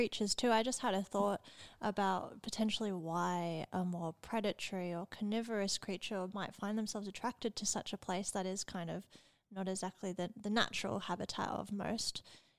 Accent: Australia; Yeah, come on, man. We're Australian. Is that fast or not?

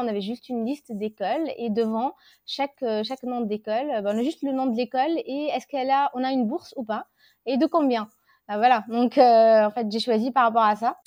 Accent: Tunisia; moved away as an adult; now in France; Je suis tunisienne, euh, donc j'ai vécu la majorité de ma vie là-bas.

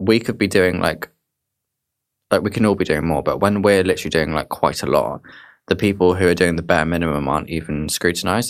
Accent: Dorset, South West England, United Kingdom; moved away; I'm originally from Dorset

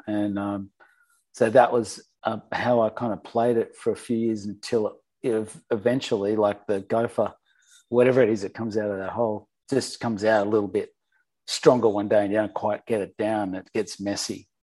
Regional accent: Sydney, New South Wales, Australia; born or raised there

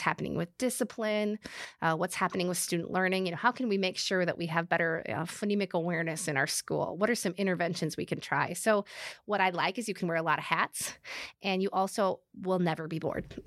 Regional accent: Midwest, United States; we're from the Midwest

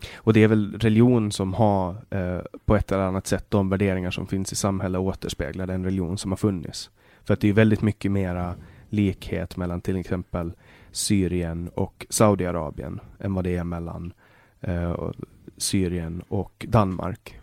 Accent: Åland Islands; also born or lived in Sweden

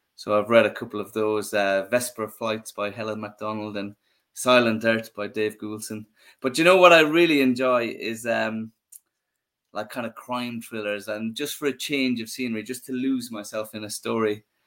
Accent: Ireland; when I was a young boy growing up in Ireland

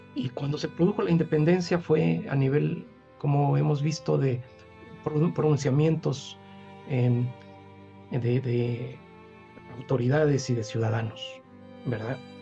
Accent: San Cristóbal de las Casas, Chiapas, Mexico; moved away; also born or lived in Central America; yo pasé una parte de mi infancia en Chiapas, precisamente en San Cristóbal

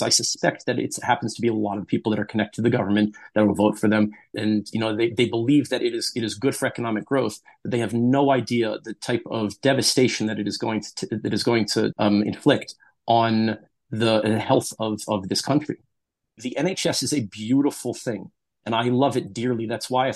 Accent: United States; now in United Kingdom

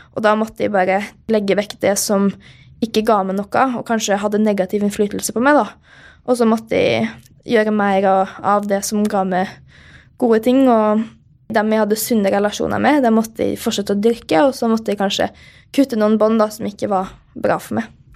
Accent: Molde, Møre og Romsdal, Norway; moved away; Jeg er jo hjemme i Molde da, på en eh, liten tur, og det er veldig hyggelig å være her og trene litt og se familien igjen

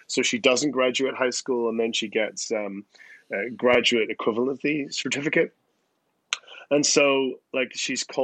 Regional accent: Belfast, Northern Ireland, United Kingdom; now in New York, United States; I'm from Belfast

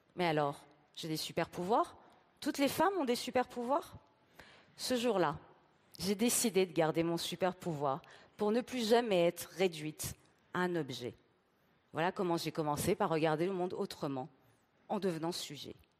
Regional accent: Tehran, Tehran Province, Iran; moved away; Je suis née à Téhéran, avec la révolution islamique

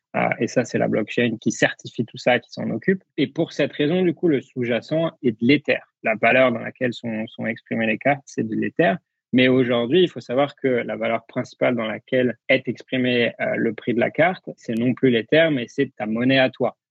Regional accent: France; en tant que Français

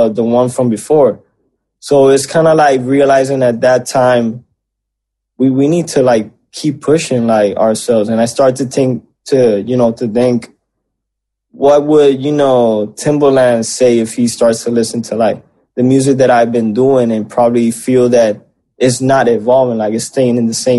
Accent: Puerto Rico; growing up in Puerto Rico

